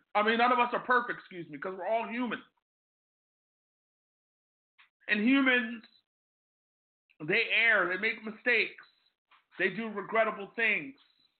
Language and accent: English; Ambler, Pennsylvania, United States; I grew up in Ambler, not far from Lower Marion.